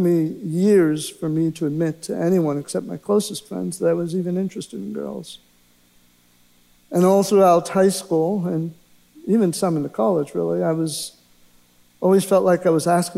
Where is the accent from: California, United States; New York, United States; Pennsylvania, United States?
Pennsylvania, United States; Pittsburgh; I was born in Pittsburgh, Pennsylvania, into a Catholic household